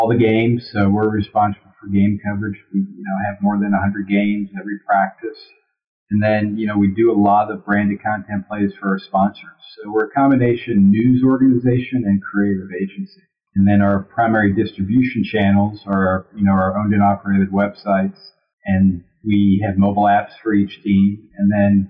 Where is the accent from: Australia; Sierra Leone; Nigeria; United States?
United States; Louisville, Kentucky; moved away as an adult; also born or lived in Cincinnati / New Orleans; my hometown of Louisville, Kentucky